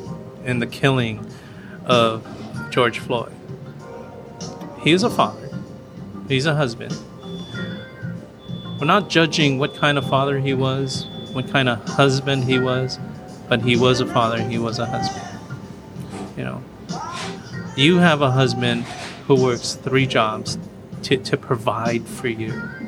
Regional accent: Philippines; Now, there's, you know, I'm Filipino, and there's a Filipino thing that kind of visual thing.

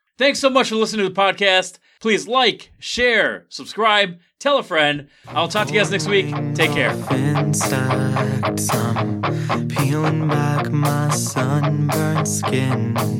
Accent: Binghamton, New York, United States; I grew up in Binghamton, and back then, like in the 90s

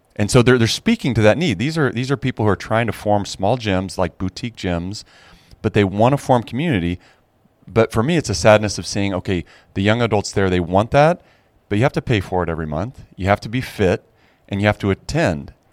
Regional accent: Arcola, Illinois, United States; moved away as an adult; also born or lived in France; now in Chicago, United States; I'm the fifth generation to have lived in Arcola

